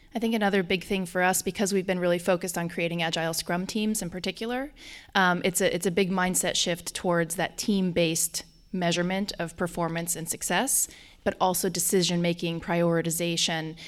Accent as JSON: {"language": "English", "region": "Colorado", "country": "United States", "also_born_or_lived": "Germany", "accent": "Colorado", "moved": "yes", "lives_now": "Washington, D.C., United States", "said": "I have a strong Colorado accent"}